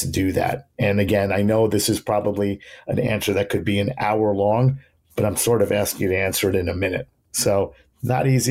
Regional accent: New York City, New York, United States; my hometown

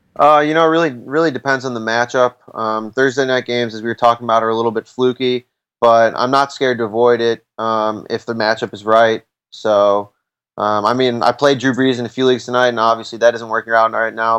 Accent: Chicago, Illinois, United States; I'm I'm actually from Chicago

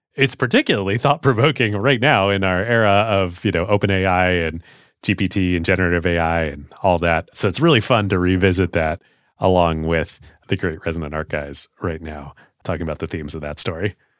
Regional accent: United States; as an American

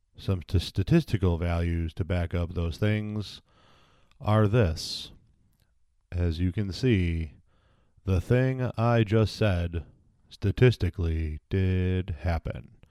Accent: United States; as an American

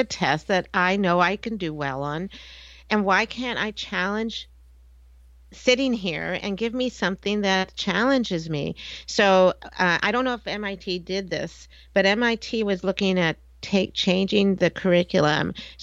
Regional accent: United States; I grew up in outside of Washington, D.C.

